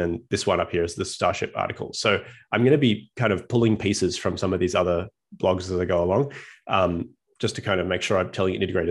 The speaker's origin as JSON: {"language": "English", "country": "Australia", "tie": "born or raised there", "moved": "as an adult", "lives_now": "United States", "said": "As you can tell from my accent, I was born and raised in Australia"}